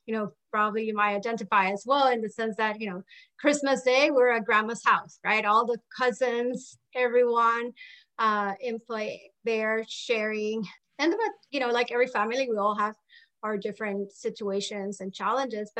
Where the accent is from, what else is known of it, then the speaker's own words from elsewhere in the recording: Puerto Rico; moved away as an adult; also born or lived in Maryland; now in Florida, United States; I was born and raised in Puerto Rico